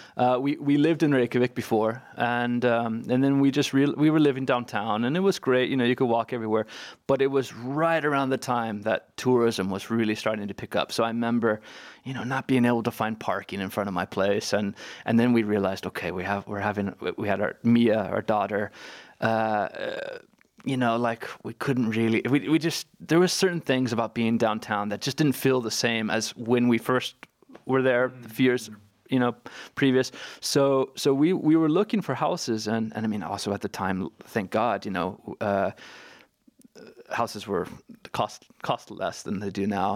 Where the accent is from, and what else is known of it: California, United States; moved away as an adult; now in Hafnarfjörður, Iceland